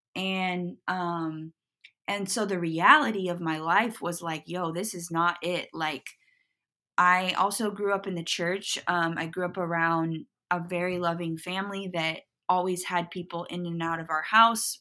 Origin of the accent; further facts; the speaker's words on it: Portland, Oregon, United States; moved away as an adult; also born or lived in Los Angeles; I grew up in Portland.